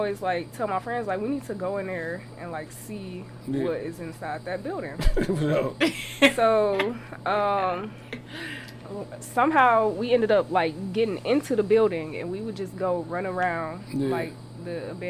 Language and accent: English; Casper, Wyoming, United States; born there; Well, I was born in Casper, Wyoming.